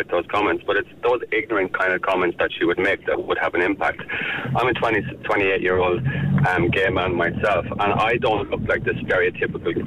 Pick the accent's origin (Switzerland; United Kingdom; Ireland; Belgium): Ireland; as a gay man growing up in Ireland, I'm 28 years of age